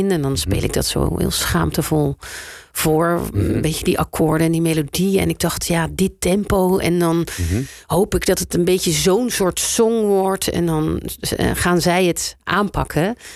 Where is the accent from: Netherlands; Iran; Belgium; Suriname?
Netherlands; South Holland; eh, ik kom uiteindelijk toch uit Zuid-Holland.